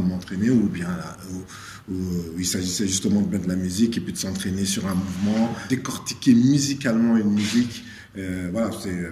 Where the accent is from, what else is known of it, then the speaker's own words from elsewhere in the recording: Senegal; je suis né au Sénégal, donc on a une danse traditionnelle qui est très aérienne aussi